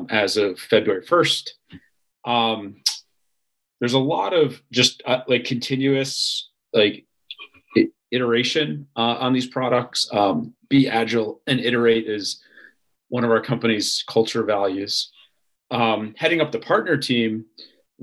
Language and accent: English; New York, United States; I'm from New York